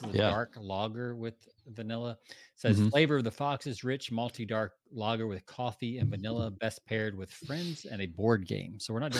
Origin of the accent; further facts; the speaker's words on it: the South, United States; now in Texas, United States; Jonathan and I grew up in the South.